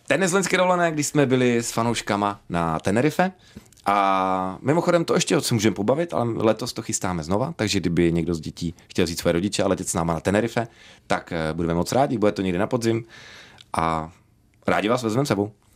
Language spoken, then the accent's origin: Czech; Dvůr Králové nad Labem, Hradec Králové Region, Czechia; A já pocházím ze Dvora Králové, což je kousíček do Polska.